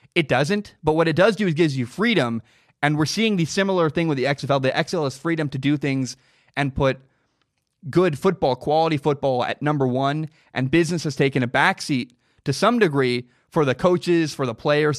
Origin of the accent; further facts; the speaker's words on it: the Northwest, Pacific Northwest, United States; I'm from the Northwest. I live in the Portland area.